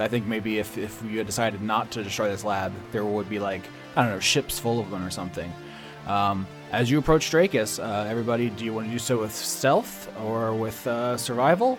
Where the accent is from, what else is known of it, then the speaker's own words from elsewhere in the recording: United States; I'm American as fuck